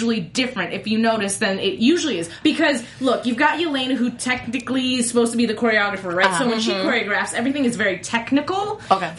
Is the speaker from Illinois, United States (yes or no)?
no; Las Vegas, Nevada, United States; I'm from Vegas